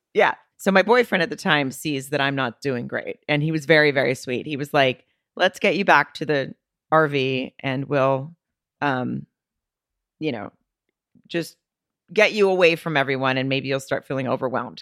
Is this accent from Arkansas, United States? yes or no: yes; Arkansas, United States; now in Los Angeles, United States; I'm from Arkansas.